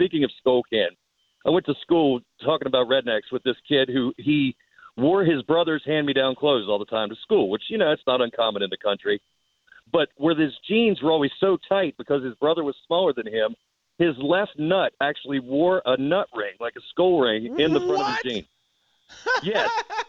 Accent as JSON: {"language": "English", "region": "West Virginia", "country": "United States", "tie": "born or raised there", "said": "I grew up in West Virginia"}